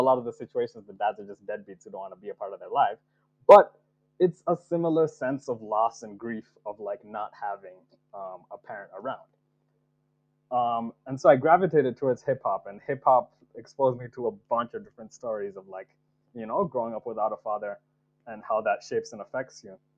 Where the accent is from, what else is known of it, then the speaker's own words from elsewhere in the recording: Nigeria; moved away as an adult; I was I was born in Nigeria, and like adopted into the Yoruba and Igbo peoples by like my like uncles and aunties um, in Nigeria